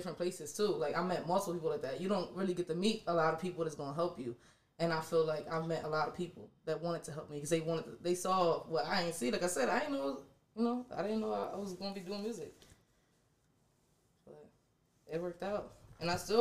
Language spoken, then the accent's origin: English; York, Pennsylvania, United States; moved away as an adult; also born or lived in Washington, D.C.; I definitely was born and raised in York, but like I said, I ventured out. I lived in D.C. for a little bit.